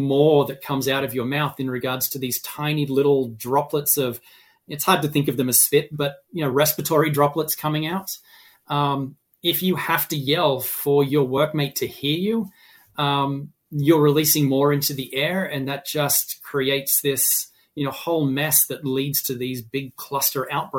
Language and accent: English; Massachusetts, United States; is my home state in Massachusetts.